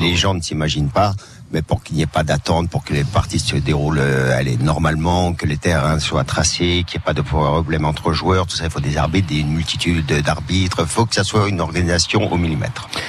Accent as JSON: {"language": "French", "town": "Paris", "region": "Île-de-France", "country": "France", "tie": "born or raised there", "moved": "yes", "lives_now": "Bastia, France", "said": "je suis issu du 19e, donc euh, c'était mm. un petit village hein, dans Paris"}